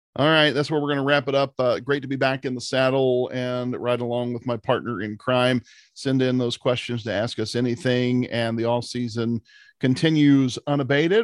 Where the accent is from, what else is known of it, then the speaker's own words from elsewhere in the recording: Ohio, United States; we're from Ohio